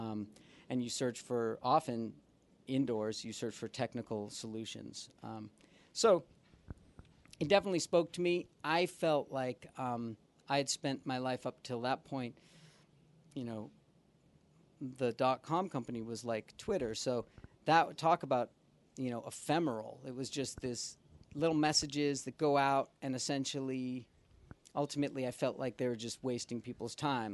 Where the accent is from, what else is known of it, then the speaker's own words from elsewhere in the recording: Boston, Massachusetts, United States; moved away as an adult; also born or lived in New York; now in Los Angeles, United States; originally I'm from Boston